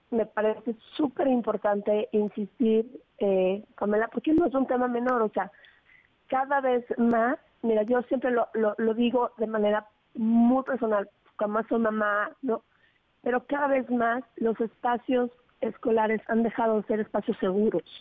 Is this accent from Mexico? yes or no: yes; Mexico; Entonces, nosotros expresamos como mexicanos tener una enorme preocupación